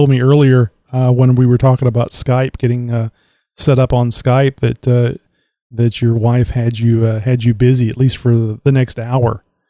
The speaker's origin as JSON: {"language": "English", "area": "near Houston", "region": "Texas", "country": "United States", "tie": "born or raised there", "said": "I've always been near Houston, which of course is a major city. But I've kind of been in a rural area my entire life"}